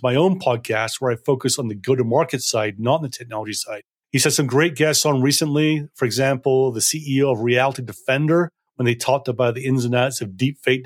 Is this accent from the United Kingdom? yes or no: yes; Scotland, United Kingdom; I'm a sales guy and I'm from Scotland and we're simple people